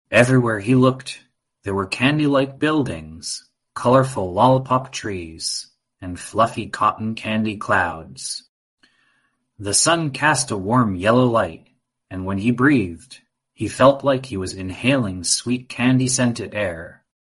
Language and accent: English; Austin, Texas, United States; and I'm five and a half years old. And I come from Austin, Texas.